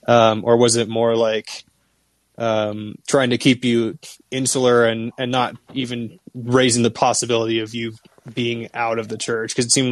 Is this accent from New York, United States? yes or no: no; Washington, United States; now in Toluca, Mexico; I'm from Washington State originally in the U.S., and there are Jehovah's Witnesses churches there.